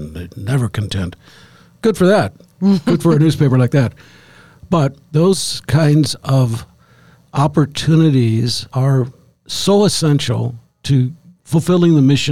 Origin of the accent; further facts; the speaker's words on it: St. Louis, Missouri, United States; now in Jacksonport, United States; I grew up in St. Louis